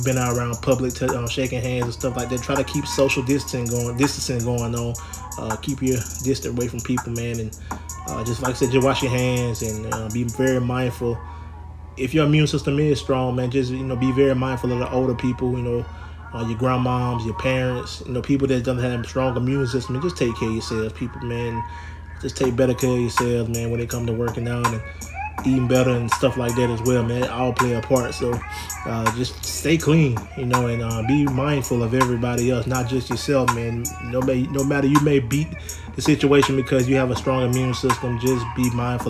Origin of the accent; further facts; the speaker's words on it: Alabama, United States; now in New Orleans, United States; my home state, Alabama. Shout out to my second home, New Orleans, where I live